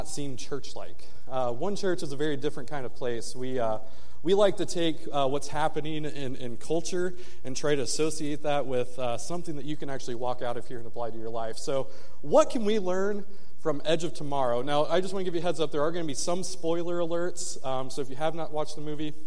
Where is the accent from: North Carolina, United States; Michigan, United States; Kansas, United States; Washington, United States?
Michigan, United States; moved away; I'm from the north, I'm from Michigan